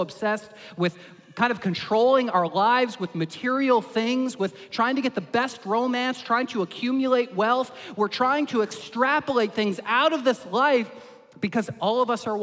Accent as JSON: {"language": "English", "country": "Canada", "said": "us as Canadian Christians"}